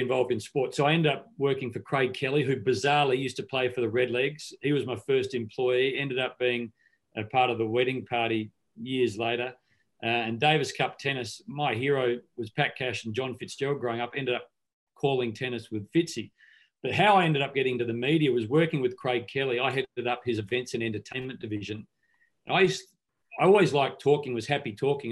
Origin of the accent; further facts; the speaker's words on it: Mount Pleasant, South Australia, Australia; I grew up in South Australia. We're in a small country town, as you alluded to, Mount Pleasant, 260 people, I think, still